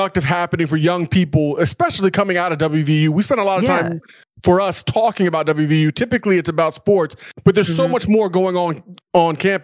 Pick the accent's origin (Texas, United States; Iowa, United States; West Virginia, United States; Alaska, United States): West Virginia, United States; Parkersburg; We're from Parkersburg